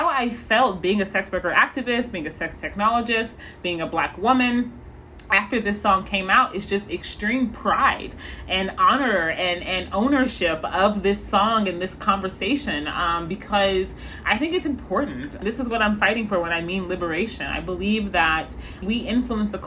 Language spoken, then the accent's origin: English; Missouri, United States; also born or lived in St. Louis, Missouri; I am from Missouri